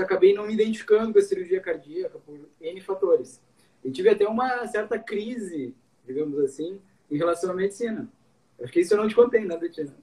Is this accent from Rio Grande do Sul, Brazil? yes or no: yes; Cruz Alta, Rio Grande do Sul, Brazil; moved away as an adult; also born or lived in Santa Maria; now in Porto Alegre, Brazil; Eu sou de Cruz Alta, do interior, fiz minha faculdade na Universidade Federal de Santa Maria